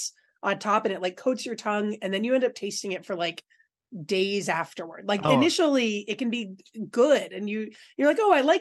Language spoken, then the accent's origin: English; California, United States; moved away; growing up in California